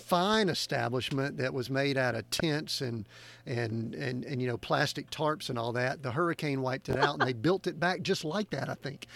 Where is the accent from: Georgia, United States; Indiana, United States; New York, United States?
Georgia, United States; I'm from Georgia here